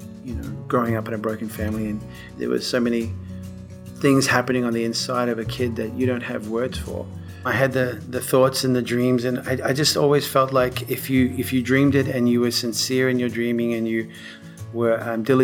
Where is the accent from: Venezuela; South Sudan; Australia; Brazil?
Australia; Perth, Western Australia; moved away as an adult; also born or lived in England; now in Nashville, United States; I was born in Perth, Western Australia in 1967